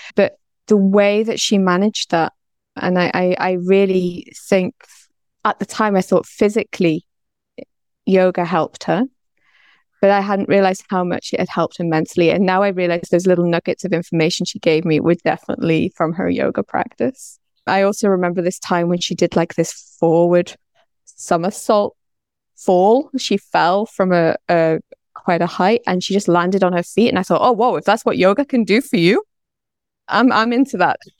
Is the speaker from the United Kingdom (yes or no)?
yes; North Wales, United Kingdom; moved away; also born or lived in London / Bangkok; I'm originally from North Wales